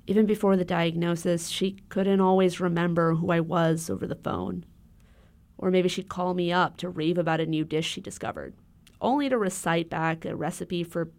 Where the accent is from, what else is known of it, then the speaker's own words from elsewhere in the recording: Honolulu, Hawaii, United States; moved away; I grew up in Honolulu